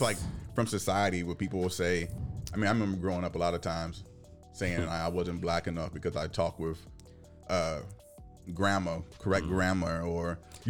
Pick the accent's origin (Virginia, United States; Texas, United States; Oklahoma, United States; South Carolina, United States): Virginia, United States; my home state of Virginia.